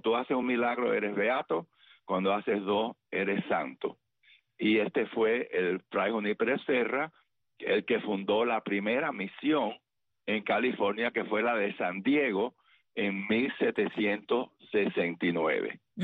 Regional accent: Camagüey, Cuba; la ciudad donde yo nací, Camagüey

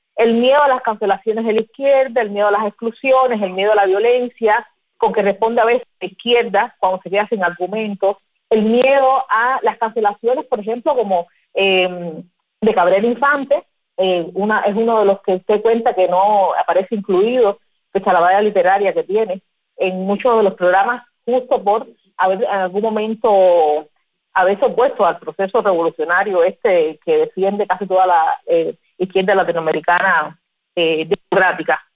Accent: Cuba; nosotros como cubanos

